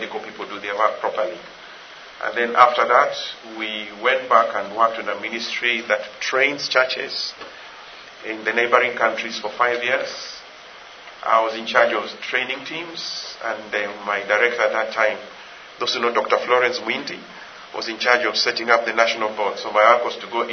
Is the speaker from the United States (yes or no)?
no; Kenya; I'm from Kenya.